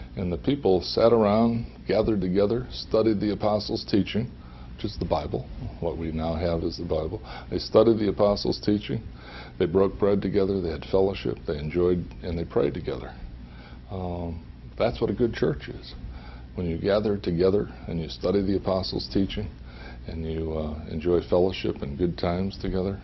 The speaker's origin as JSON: {"language": "English", "town": "Holyoke", "region": "Massachusetts", "country": "United States", "tie": "born or raised there", "moved": "yes", "said": "I grew up in the Roman Catholic Church in uh, Holyoke, Massachusetts."}